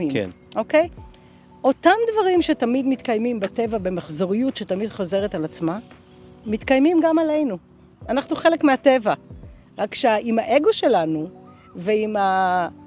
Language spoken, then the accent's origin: Hebrew; Australia; אני אוסטרלית, by definition, עם פספורט. אה, חייתי כמה שנים טובות באוסטרליה.